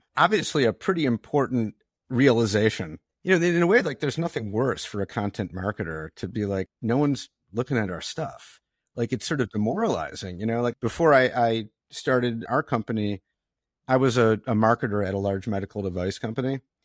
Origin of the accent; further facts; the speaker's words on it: Detroit, Michigan, United States; I grew up in Detroit